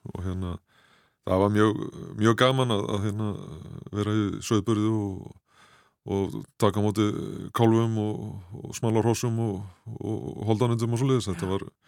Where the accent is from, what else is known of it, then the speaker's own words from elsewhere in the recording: Seljahverfi, Capital Region, Iceland; Við áttum heim upp í Selja okkur þegar ég var krakki